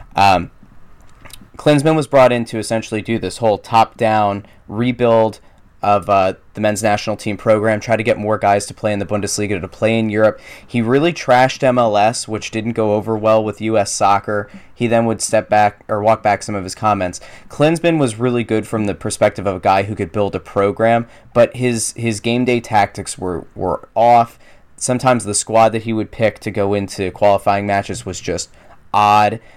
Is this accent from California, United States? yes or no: no; Pennsylvania, United States; moved away; That happened in my hometown. Walmart moved in.